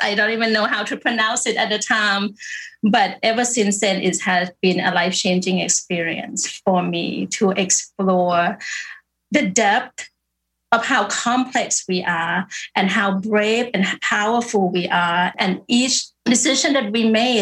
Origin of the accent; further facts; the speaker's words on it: Bangkok, Thailand; I born and raised in Bangkok